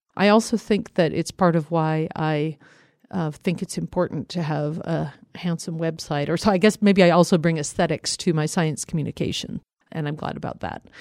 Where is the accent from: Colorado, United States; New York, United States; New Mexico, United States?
Colorado, United States; I grew up in Colorado